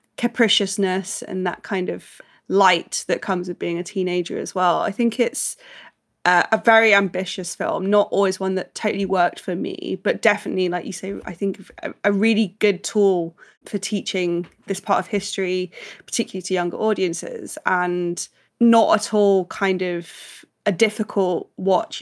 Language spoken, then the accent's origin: English; United Kingdom; as British people, obviously growing up with Thomas Tank Engine